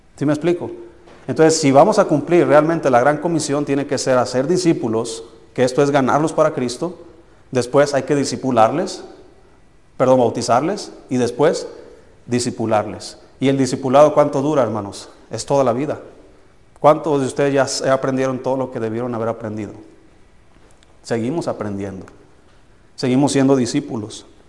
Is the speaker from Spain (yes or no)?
no; Tequila, Jalisco, Mexico; moved away; mi pueblo se llama Tequila, Jalisco